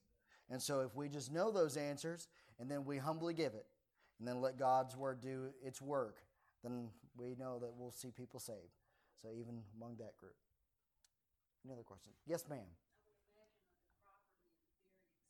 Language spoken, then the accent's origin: English; Maryland, United States; moved away; I'm originally from Maryland